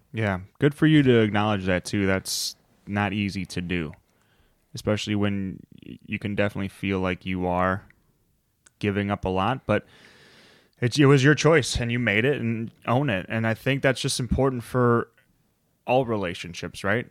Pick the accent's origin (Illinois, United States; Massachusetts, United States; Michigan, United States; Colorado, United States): Illinois, United States; Chicago; we're from Chicago